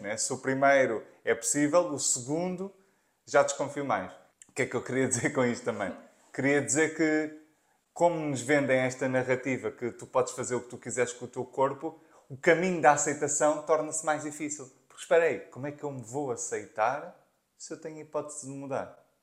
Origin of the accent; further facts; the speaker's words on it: Margem Sul, Lisbon metropolitan area, Portugal; azeitão é perto da zona onde eu, onde eu nasci, eu sou da Margem Sul